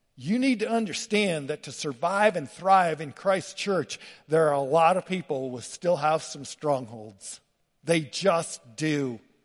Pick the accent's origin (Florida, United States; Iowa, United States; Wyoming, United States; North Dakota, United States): Wyoming, United States; LaGrange; moved away; I grew up in LaGrange, Wyoming, rough, tough cowboy